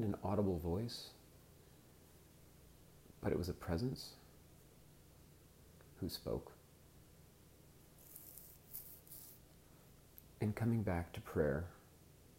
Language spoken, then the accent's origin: English; Southern California, United States; I'm an American. I grew up in Southern California